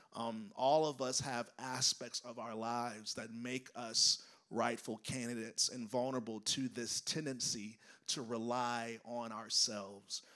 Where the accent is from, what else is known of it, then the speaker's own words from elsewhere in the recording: United States; as an American